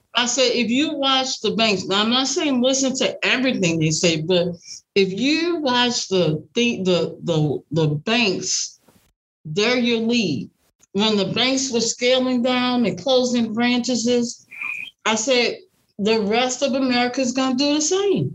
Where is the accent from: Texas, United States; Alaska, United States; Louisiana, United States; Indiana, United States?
Louisiana, United States; New Orleans; now in Dallas, United States; I'm originally from New Orleans, Louisiana.